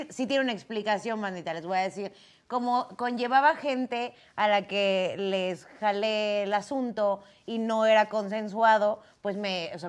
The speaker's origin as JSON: {"language": "Spanish", "country": "Mexico", "said": "Y entonces tú dices, eh, soy mexicano y, ¡oh, mexicano!"}